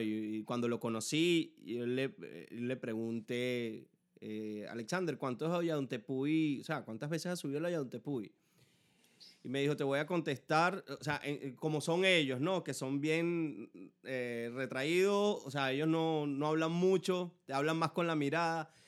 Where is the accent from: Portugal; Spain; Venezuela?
Venezuela; Ciudad Bolívar, Bolívar; moved away; yo soy de Ciudad Bolívar y resulta que, que después que nos vinimos, que, que, tengo años viviendo aquí